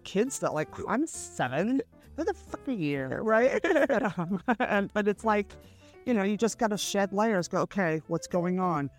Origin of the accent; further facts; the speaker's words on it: San Francisco, California, United States; I'm from San Francisco